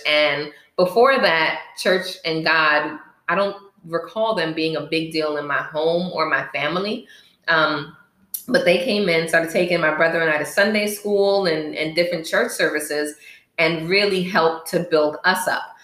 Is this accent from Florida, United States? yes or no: yes; Miami, Florida, United States; also born or lived in Bronx, New York; I was born in the Bronx, New York and raised in Miami, Florida, um, through elementary, middle, and high school